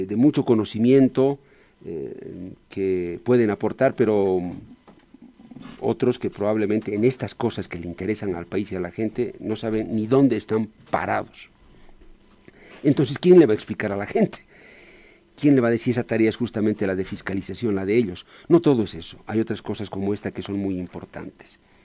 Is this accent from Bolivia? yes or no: yes; Bolivia; todos como bolivianos hay que ponerle el hombro al país